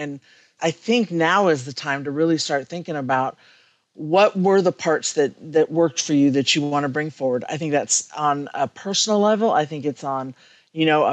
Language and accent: English; California, United States; now in Kentucky, United States; I'm originally from California, but I've been here a long time.